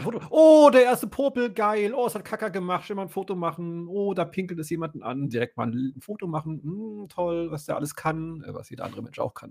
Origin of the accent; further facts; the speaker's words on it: West Germany, Germany; Ich als Wessi